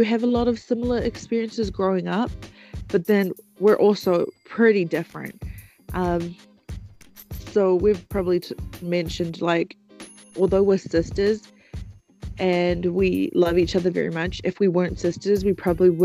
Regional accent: Auckland, New Zealand; I was born and raised in Auckland.

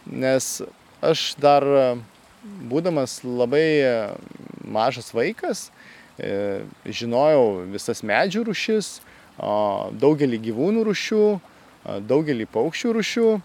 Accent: Dzūkija, Lithuania; also born or lived in Kaunas; gimiau tai Kaune, dideliam Lietuvos mieste. Uh, bet esu kilęs tai iš Dzukijos gražaus regiono ir teko aukti man e, ankstyvuose savo gyvenimo metuose jaunystėje kaime.

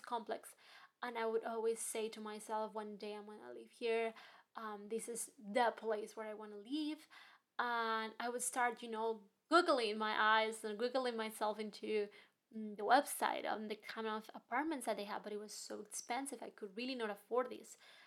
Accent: Spain; moved away as an adult; also born or lived in Hong Kong / New York; now in London, United Kingdom; I'm from Spain. I was born and raised in Spain, and then my life took me to Hong Kong for studies, and then I ended up in New York for my postgraduate

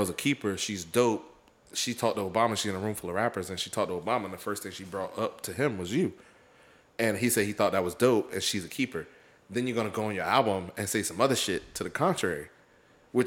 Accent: the South, United States; I'm from the South.

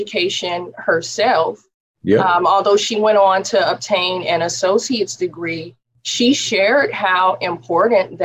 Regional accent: Oakland, California, United States; I grew up in East Oakland.

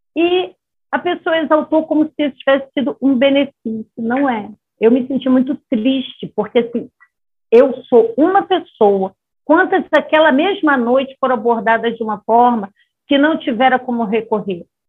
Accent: Rio de Janeiro, Brazil; moved away; na minha cidade natal, que é uma cidade mais liberada, é Rio de Janeiro

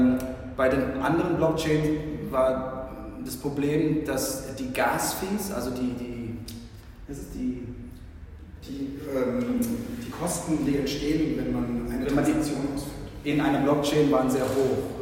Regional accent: Philippines; also born or lived in Germany; now in Frankfurt, Germany; ich bin Deutsch und Filipino, bin hier geboren und äh, bin auf den Philippinen aber aufgewachsen bin seit 15 Jahren wieder in Deutschland.

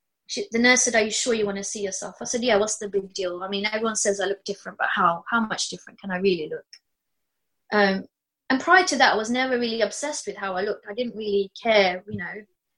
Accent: Australia; Everyone, I'm just Aussie, you know.

